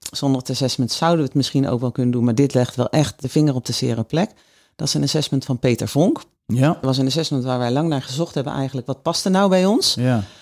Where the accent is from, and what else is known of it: Netherlands